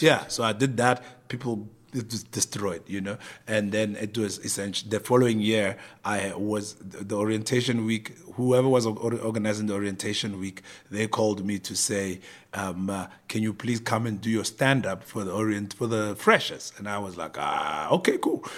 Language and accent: English; Pretoria, Gauteng, South Africa; moved away as an adult; also born or lived in Cape Town; I was some kid from Pretoria